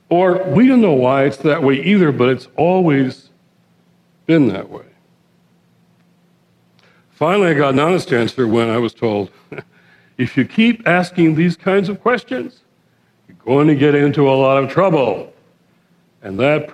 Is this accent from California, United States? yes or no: no; Detroit, Michigan, United States; I was born and raised in Detroit, the Motor City.